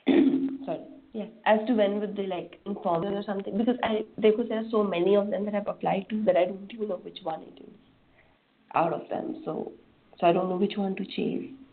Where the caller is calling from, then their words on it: India; I'm calling from India